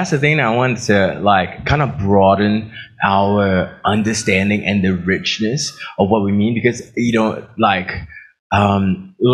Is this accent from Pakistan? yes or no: no; Australia; It's like, oh, I'm from Australia.